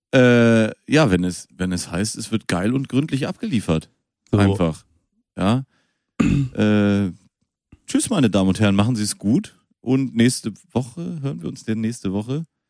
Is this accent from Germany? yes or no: yes; Münster, North Rhine-Westphalia, Germany; ich bin in Münster geboren